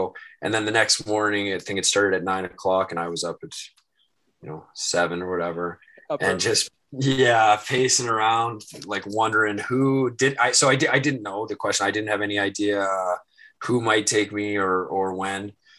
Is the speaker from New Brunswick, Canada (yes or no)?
no; Newmarket, Ontario, Canada; also born or lived in Halifax / West Coast; And then I was born in Halifax, and we also lived on the West Coast. And then we settled down in Newmarket, just north of Toronto.